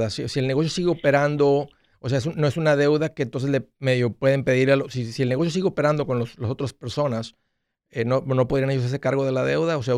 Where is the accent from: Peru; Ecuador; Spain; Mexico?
Ecuador; now in New York, United States; del Ecuador.